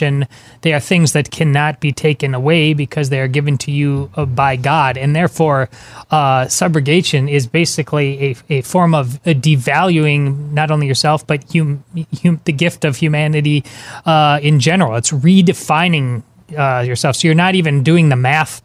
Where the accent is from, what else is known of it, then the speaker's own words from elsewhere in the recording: Madison, Wisconsin, United States; I grew up in Madison. I went to the University of Wisconsin